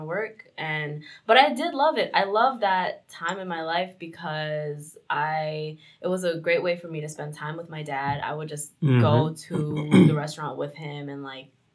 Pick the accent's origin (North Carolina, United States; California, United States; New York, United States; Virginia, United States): New York, United States; New York City; also born or lived in Chicago, Illinois; I grew up in Ozone Park, East New York, but I also like spent a lot of time in Jackson Heights and Woodside and those parts of Queens